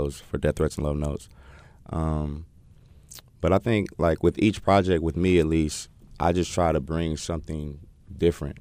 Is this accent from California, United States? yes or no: yes; Oakland, California, United States; moved away as an adult; now in North Carolina, United States; born and raised in Oakland.